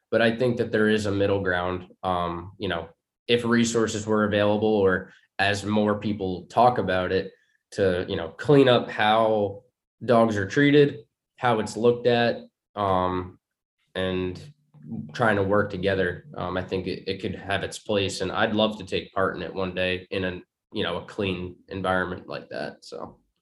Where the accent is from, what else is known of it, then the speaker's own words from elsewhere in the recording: New York, United States; moved away as an adult; also born or lived in Long Island; now in Virginia, United States; growing up in New York